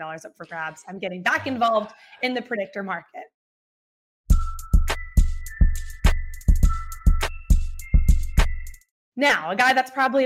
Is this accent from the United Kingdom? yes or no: no; South Florida, United States; I grew up in South Florida.